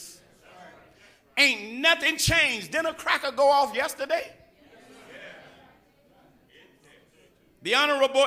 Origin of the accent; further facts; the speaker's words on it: Georgia, United States; moved away as an adult; also born or lived in Los Angeles; I'm from Georgia